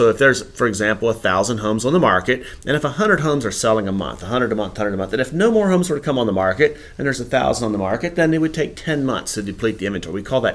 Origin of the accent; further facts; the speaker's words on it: Campbell County, Virginia, United States; also born or lived in Waynesboro, Virginia; I grew up in Campbell County. I was born actually in Waynesboro and moved down to my family moved when I was 5 years old to Campbell County. I grew up on a dairy farm.